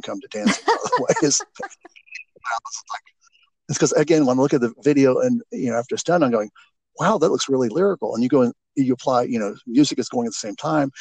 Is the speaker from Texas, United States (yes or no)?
yes; Houston, Texas, United States; I grew up in Houston